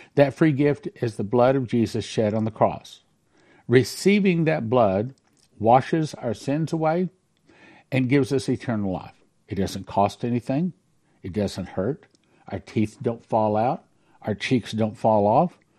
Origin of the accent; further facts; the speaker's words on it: Texas, United States; I'm a Texan